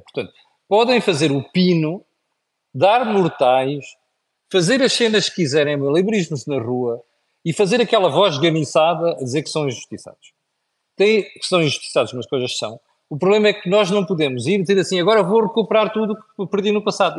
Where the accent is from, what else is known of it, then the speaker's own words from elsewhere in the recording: Portugal; nós portugueses